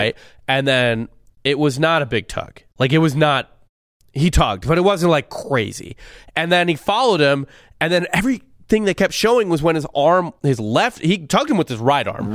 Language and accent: English; Missouri, United States; I'm from Missouri